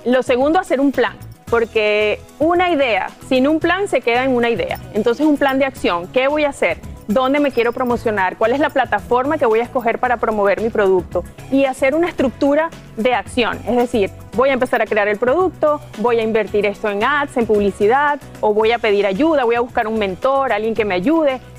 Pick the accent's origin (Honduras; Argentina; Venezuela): Honduras; Mira, lloro de la emoción porque me, me siento orgullosa de, de Honduras, de mi ciudad, de mi barrio